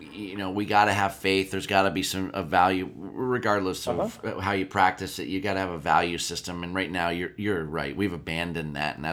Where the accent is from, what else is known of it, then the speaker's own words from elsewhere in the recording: Erie, Pennsylvania, United States; I grew up in Erie, Pennsylvania